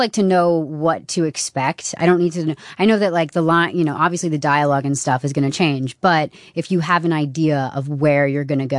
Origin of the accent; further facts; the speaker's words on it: Bedford, New York, United States; I grew up in Bedford, New York